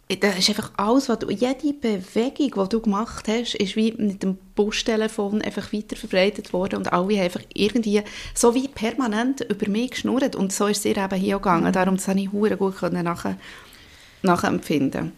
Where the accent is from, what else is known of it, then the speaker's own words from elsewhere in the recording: Emmental, Bern, Switzerland; Ich bin auch im Emmental aufgewachsen